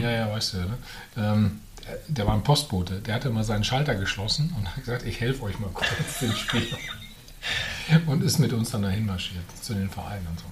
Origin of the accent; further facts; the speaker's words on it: Bad Salzuflen, North Rhine-Westphalia, Germany; moved away; also born or lived in Herford; ich bin in Herford bin ich geboren, aber nur im Krankenhaus, weil es in Bad Salzuflen eben kein Krankenhaus gab mhm. hm? zu der Zeit. Ähm, ja, aber ich bin in Bad Salzuflen aufgewachsen